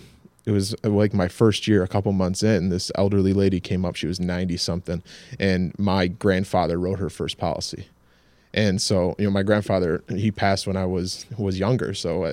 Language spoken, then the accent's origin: English; Clinton, New York, United States; I grew up right in Clinton, born and raised.